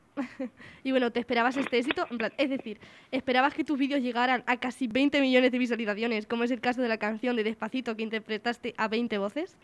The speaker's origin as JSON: {"language": "Spanish", "area": "Albacete", "region": "Castilla-La Mancha", "country": "Spain", "moved": "yes", "lives_now": "Cuenca, Spain", "said": "es de mi tierra, que es de Albacete"}